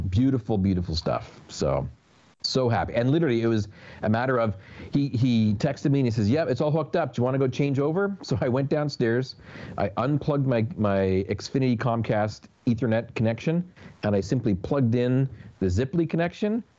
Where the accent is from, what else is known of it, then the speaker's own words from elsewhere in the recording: Canada; moved away; as a Canadian